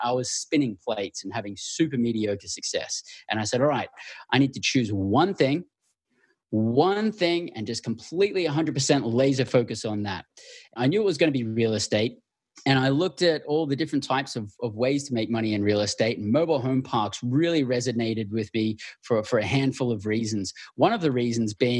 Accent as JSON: {"language": "English", "country": "Australia", "tie": "born or raised there", "also_born_or_lived": "Western Australia / Northern Territory", "said": "born and raised in Australia"}